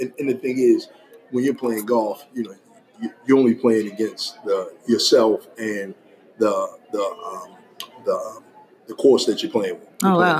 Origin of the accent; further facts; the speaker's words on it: Baltimore, Maryland, United States; I'm from Baltimore City. Only child. Grew up in the 80s